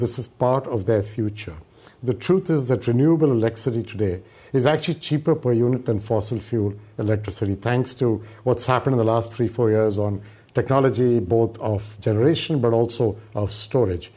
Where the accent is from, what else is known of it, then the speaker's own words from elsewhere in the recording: India; moved away as an adult; now in United States; I grew up in India. I studied in India